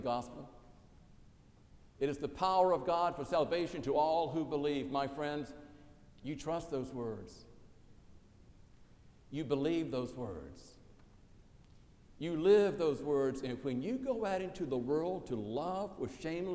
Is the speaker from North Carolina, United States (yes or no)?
no; South Carolina, United States; born or raised there